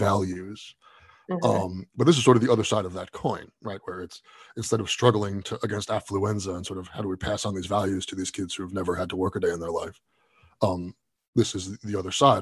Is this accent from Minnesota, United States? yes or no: no; New York City, New York, United States; as a New Yorker